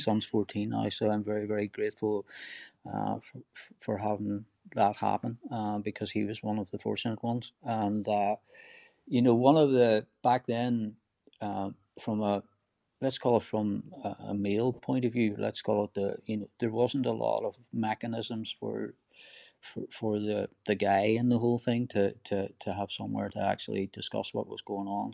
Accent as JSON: {"language": "English", "area": "Donegal", "region": "Ulster", "country": "Ireland", "tie": "born or raised there", "said": "rural Ireland where I grew up in Donegal"}